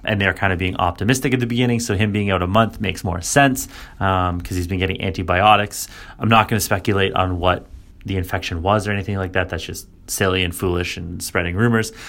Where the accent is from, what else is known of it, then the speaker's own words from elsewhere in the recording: Canada; me being Canadian